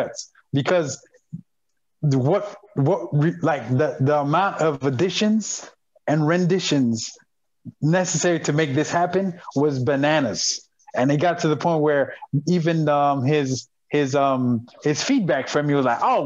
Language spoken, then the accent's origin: English; Montreal, Quebec, Canada; my hometown is Montreal, Quebec, Canada.